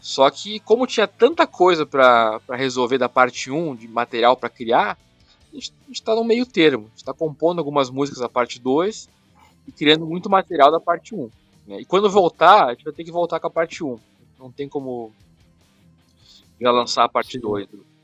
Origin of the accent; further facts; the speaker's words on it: Brazil; sou brasileiro